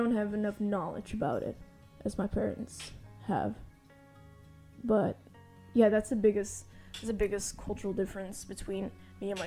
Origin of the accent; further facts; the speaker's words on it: Amsterdam, North Holland, Netherlands; I'm 18 years old and I'm from Amsterdam